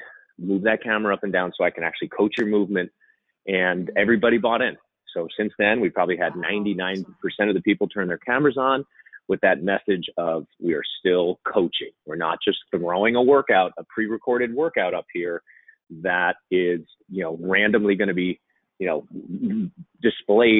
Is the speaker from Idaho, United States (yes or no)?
no; New Jersey, United States; moved away; I'm originally from New Jersey